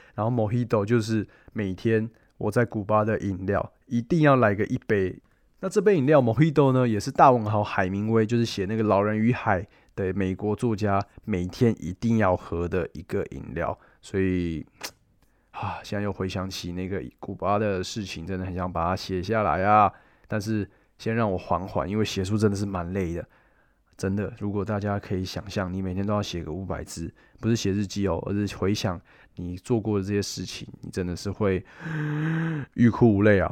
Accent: Taiwan; 我们台湾人

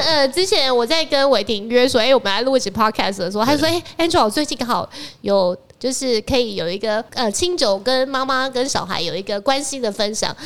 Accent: Taiwan; 我们台湾人

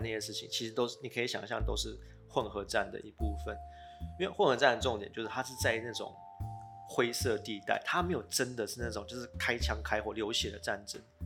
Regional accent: Taiwan; 我就是台湾人

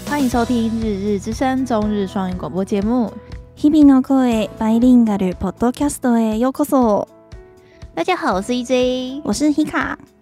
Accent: Taiwan; 我们台湾人也在过这种日子

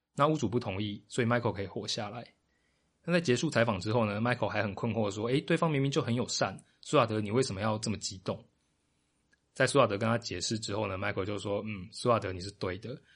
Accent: Taiwan; 但是跟我同年龄层并长期生长在台湾的大家，可能比较陌生。毕竟到了我们这一代，台湾对于本省、外省、客家、闽南的分界已经不太在意了。

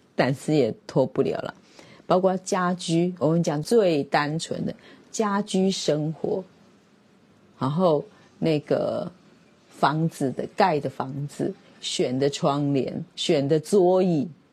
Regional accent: Taiwan; 我是台湾人

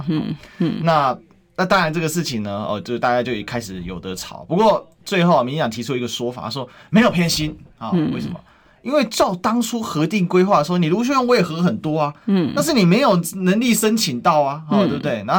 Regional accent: Kaohsiung, Taiwan; 所以我现在不是高雄市民，对，但是我现在我还我始终我就是高雄人嘛

